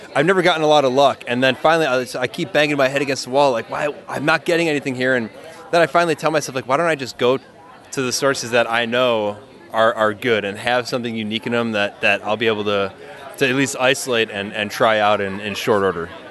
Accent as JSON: {"language": "English", "town": "Milwaukee", "region": "Wisconsin", "country": "United States", "tie": "born or raised there", "also_born_or_lived": "Stevens Point, Wisconsin / Madison, Wisconsin", "moved": "as an adult", "lives_now": "California, United States", "said": "I was born in Milwaukee, Wisconsin. Um, you know, I went to school just north of Milwaukee"}